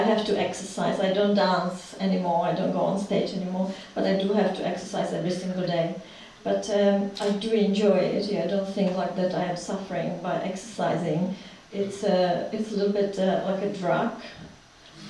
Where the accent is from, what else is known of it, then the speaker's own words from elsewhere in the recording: Prague, Czechia; English is a second language; moved away as an adult; now in London, United Kingdom; I was born in the Czech Republic. Well, it was Czechoslovakia before. I was born in Prague.